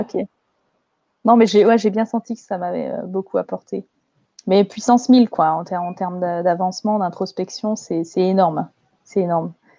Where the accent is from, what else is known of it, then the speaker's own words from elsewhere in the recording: France; moi, je suis née en France, j'ai une culture française.